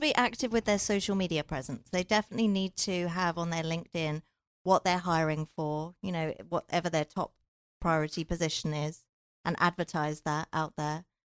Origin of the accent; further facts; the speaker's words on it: England, United Kingdom; moved away as an adult; also born or lived in London / Silicon Valley; now in Southern California, United States; I'm from England